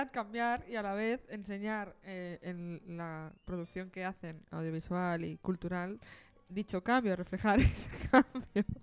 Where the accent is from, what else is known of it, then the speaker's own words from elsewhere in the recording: Tangier, Tanger-Tetouan-Al Hoceima, Morocco; Yo soy un moro de Tanger y me quiero presentar.